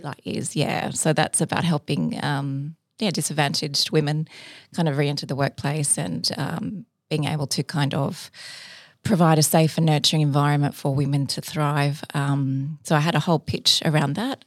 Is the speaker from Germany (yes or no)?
no; Sydney, New South Wales, Australia; also born or lived in Cairns, Queensland; I'm from Sydney, went to high school here, but I did li-, live part of my, my childhood in Cairns